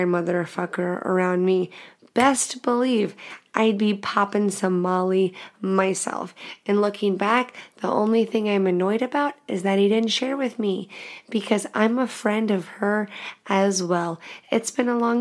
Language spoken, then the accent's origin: English; The Woodlands, Texas, United States; I'm from Texas